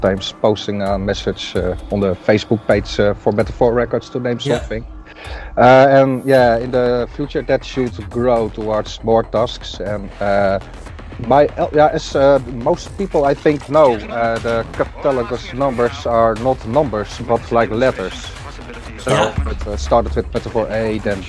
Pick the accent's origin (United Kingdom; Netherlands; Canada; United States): Netherlands; IJsselstein, Utrecht; I'm from town called IJsselstein. It's close to Utrecht, in the center of the Netherlands